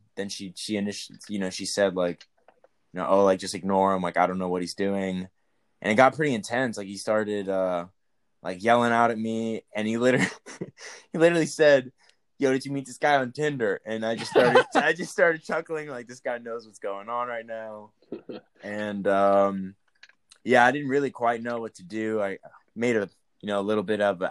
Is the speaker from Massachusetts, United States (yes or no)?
no; Texas, United States; And I'm from Texas